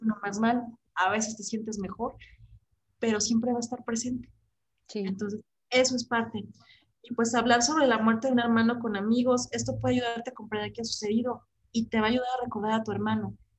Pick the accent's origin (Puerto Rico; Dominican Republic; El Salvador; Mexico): Mexico; como mexicanos